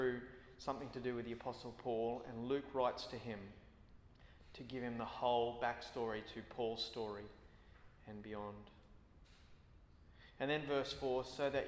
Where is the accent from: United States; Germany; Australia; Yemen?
Australia; as an Australian